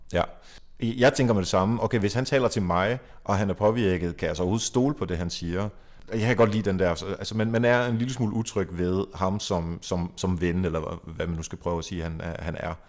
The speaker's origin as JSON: {"language": "Danish", "region": "Jutland", "country": "Denmark", "said": "Nu kommer jeg selv fra Jylland"}